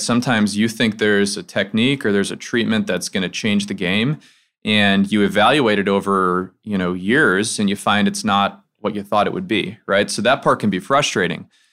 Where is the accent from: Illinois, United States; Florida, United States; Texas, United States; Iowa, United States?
Illinois, United States; outside Chicago; moved away as an adult; now in Memphis, United States; I'm from the Midwest. I grew up outside Chicago